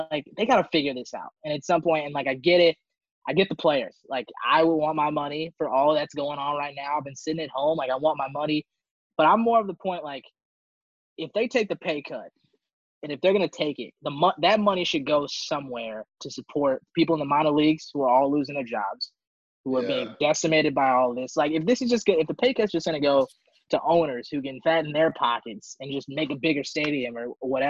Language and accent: English; St. Louis, Missouri, United States; I am from St. Louis, so I get the pass.